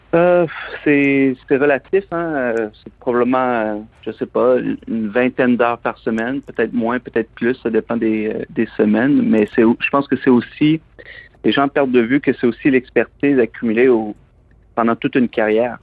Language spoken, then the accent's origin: French; Plessisville, Quebec, Canada; moved away as an adult; also born or lived in Montreal / London; Je suis originaire des Bois-Francs, je suis originaire de la région de Plessisville